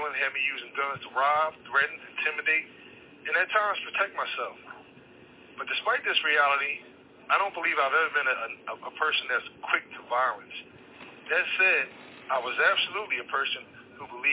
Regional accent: Philadelphia, Pennsylvania, United States; I was born and raised in South Philadelphia.

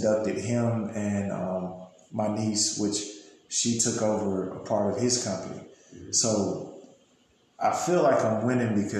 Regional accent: Glencoe, Alabama, United States; moved away as an adult; also born or lived in Gadsden, Alabama; I'm from Gaston. I was brought up in Glencoe

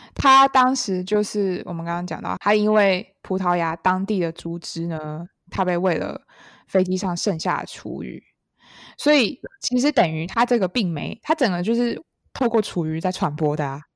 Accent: Taiwan; 我们台湾人很喜欢吃猪的内脏

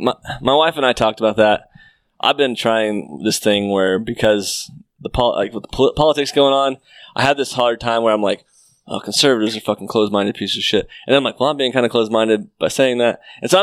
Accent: Mount Vernon, United States; I'm from Mount Vernon.

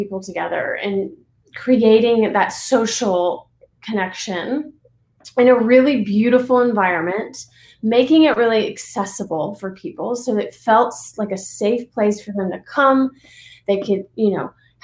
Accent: Alabama, United States; moved away as an adult; also born or lived in Los Angeles, United States; now in Ojai, United States; I grew up in Alabama. I went to college in Alabama

